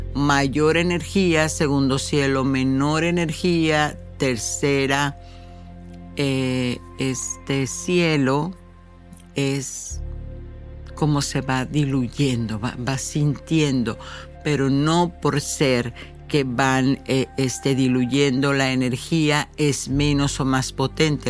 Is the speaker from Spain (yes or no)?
no; Mexico; moved away; yo soy mexicana y la vida me dio la oportunidad de brincar el charco